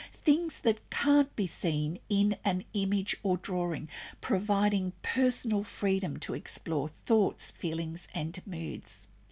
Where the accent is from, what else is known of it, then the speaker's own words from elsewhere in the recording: Australia; I'm an Australian textile artist, teacher, judge